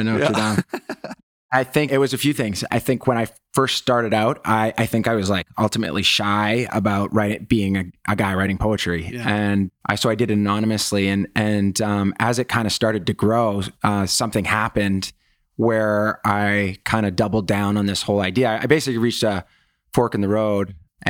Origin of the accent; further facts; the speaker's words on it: Canada; You know, I grew up in Canada and it was like where guys are encouraged, not traditionally years ago. And I think it's a problem with Canada